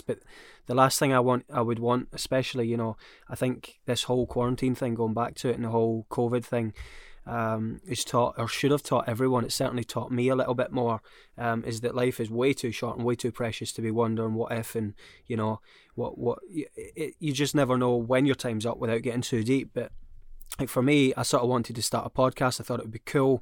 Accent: Scotland, United Kingdom; I'm Scottish

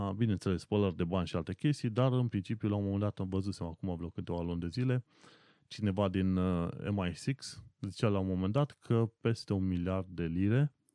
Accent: Brașov, Brașov County, Romania; moved away as an adult; now in London, United Kingdom; Nu stau ca acasă în Brașov

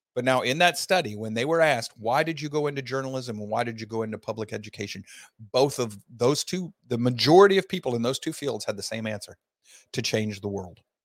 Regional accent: Florida, United States; my home state of Florida

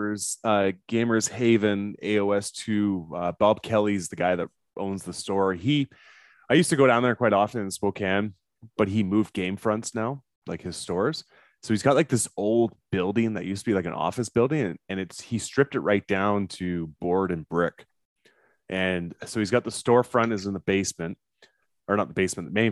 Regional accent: Canada; I'm Canadian.

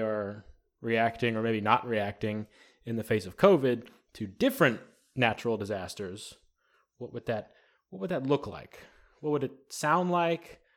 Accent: the South, United States; we're all from the South here

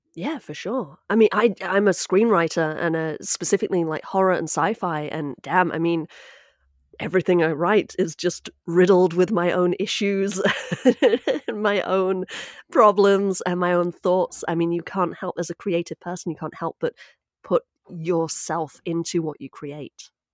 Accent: United Kingdom; now in United States; speaking as a Brit

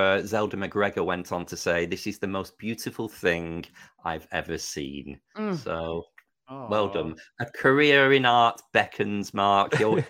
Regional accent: United Kingdom; As a Brit, I know where North Macedonia is because of the Eurovision Song Contest.

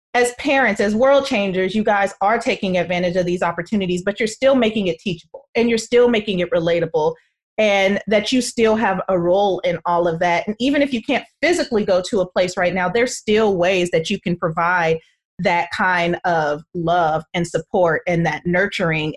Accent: Oakland, California, United States; I lived across the bay. I still live across the bay in Oakland

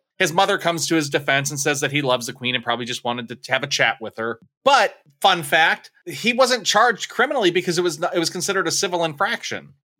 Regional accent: United States; not that I, as an American, give half a shit about them beyond their basic humanity.

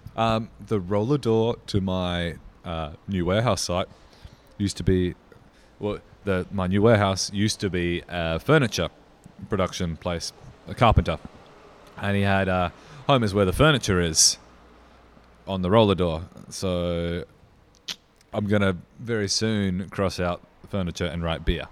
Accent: Riverland, South Australia, Australia; I grew up in the Riverland

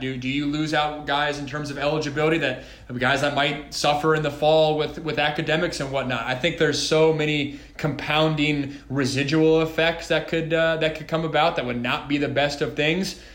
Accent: Washington, United States; growing up in Washington, public school, guys I grew up

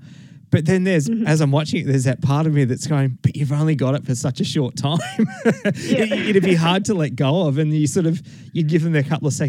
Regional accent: Toowoomba, Queensland, Australia; So I grew up in Toowoomba. And we had the torch in Toowoomba on the 10th and the 11th.

